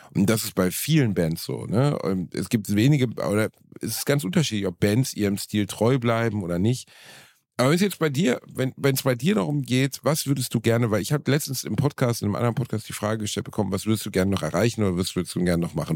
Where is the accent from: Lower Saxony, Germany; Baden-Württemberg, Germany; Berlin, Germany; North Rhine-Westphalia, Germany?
North Rhine-Westphalia, Germany; Gelsenkirchen; Ich war Torwart beim TuS Rotthausen in meiner Heimatstadt